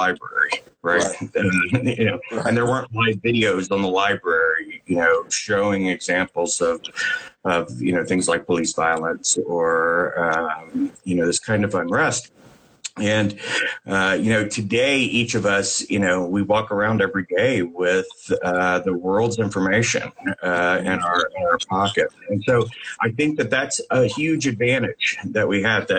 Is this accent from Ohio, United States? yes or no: yes; Cincinnati, Ohio, United States; now in Los Angeles, United States; I came from the Midwest. I live in Los Angeles now, but I came from the outskirts of Cincinnati is where I grew up